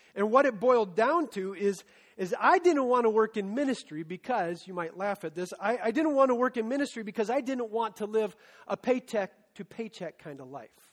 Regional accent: Story City, Iowa, United States; when I was 16, I was part of a high school ministry in my hometown of Story City

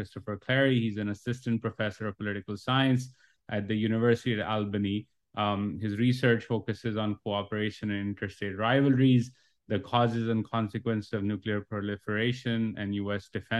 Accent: Pakistan; moved away as an adult; also born or lived in United States; as a Pakistani student at the time studying in the United States

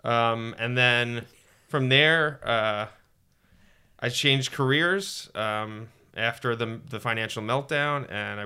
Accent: Huntington, New York, United States; I was born in Huntington in Long Island, New York, to a loving mother and father

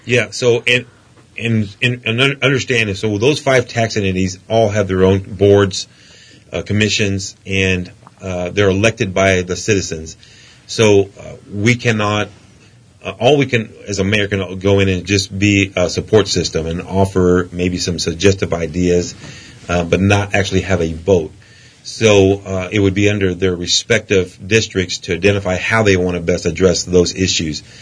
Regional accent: Midland, United States; It's my hometown and I know the air

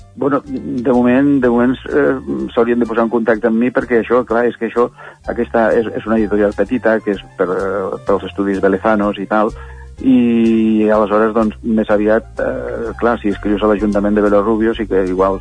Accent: native village in the Los Vélez area, Andalusia, Spain; also born or lived in Badalona, Catalonia; now in Catalonia, Spain; és el meu poble, eh, el poble natal

